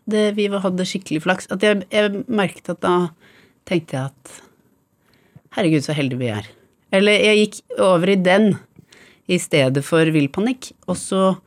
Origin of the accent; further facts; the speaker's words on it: Bærum, Akershus, Norway; store deler av oppveksten i Bærum